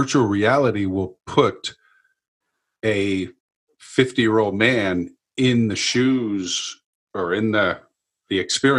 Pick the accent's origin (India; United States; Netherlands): United States; New York; I'm from New York